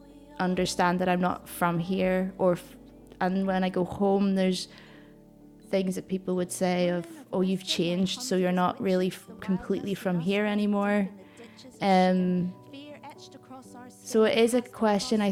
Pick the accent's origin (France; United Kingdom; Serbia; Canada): United Kingdom; Northern Ireland; moved away as an adult; now in Glasgow, United Kingdom; I was born in Northern Ireland